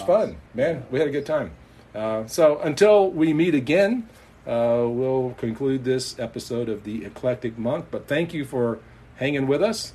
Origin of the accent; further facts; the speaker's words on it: United States; as an American kid